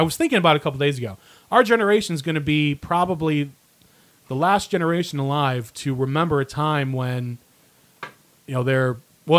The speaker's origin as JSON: {"language": "English", "town": "Cleveland", "region": "Ohio", "country": "United States", "said": "And I'm from Cleveland"}